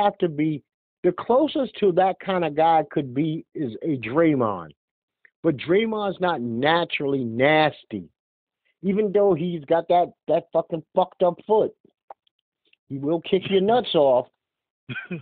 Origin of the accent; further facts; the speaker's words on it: New York City, New York, United States; being born and raised in Brooklyn?